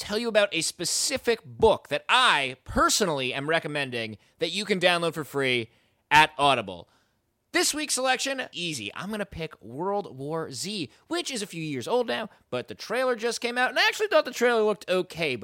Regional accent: New Jersey, United States; I'm from New Jersey, so I was reading your work in the Star Ledger many years ago

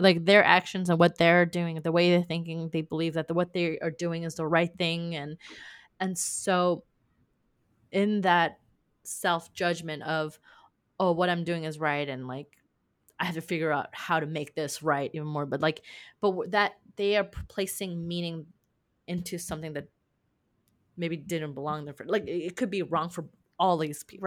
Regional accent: California, United States; I'm from California

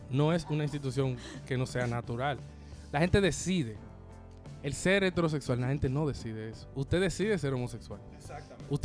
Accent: Dominican Republic; Ah, somos dominicanos y somos de la iglesia católica, somos un estado clerical.

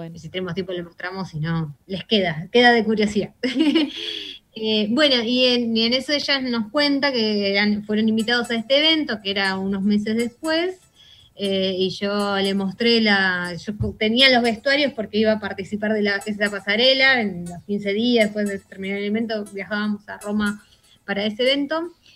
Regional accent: Buenos Aires, Argentina; como, argentinos y como porteños

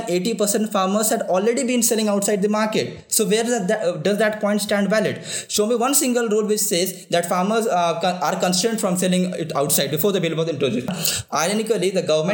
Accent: Bihar, India; I come from Bihar, and my ancestors have also

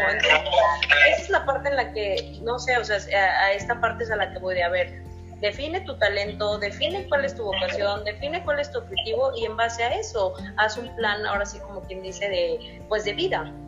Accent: San Luis Potosí, Mexico; now in Nuevo León, Mexico; yo soy originaria de San Luis Potosí, sabes que radico ya en Nuevo León

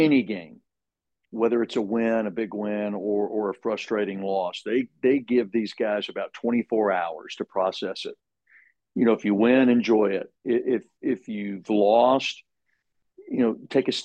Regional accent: Knoxville, Tennessee, United States; moved away; I was born and raised in Knoxville

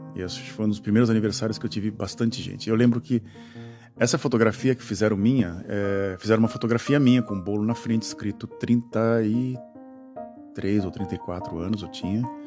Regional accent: Santos, São Paulo, Brazil; Eu morava na cidade de Santos quando era criança

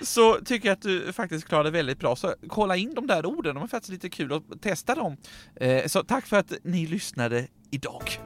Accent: Sweden; vi svenskar

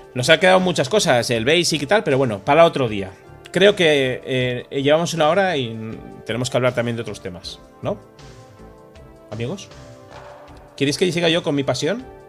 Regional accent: San Sebastián, Basque Country, Spain; moved away; cuando me fui de Donostia

